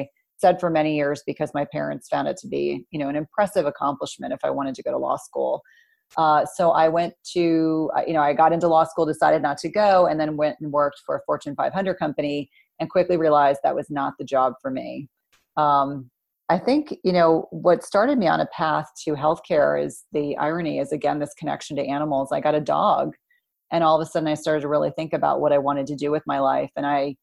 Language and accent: English; Jersey Shore, New Jersey, United States; also born or lived in South Carolina / St. Louis, Missouri; I grew up in New Jersey at the Jersey Shore